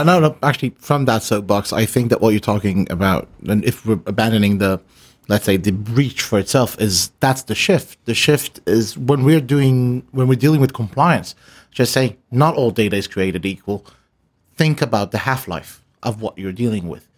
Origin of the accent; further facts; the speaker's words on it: Israel; moved away; I come from Israel